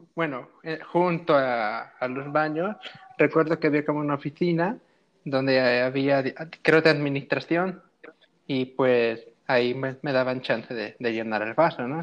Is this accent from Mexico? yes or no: yes; Coatepec, Mexico; aquí en Coatepec siempre era eh, desde la mañana formarnos, hacer el desfile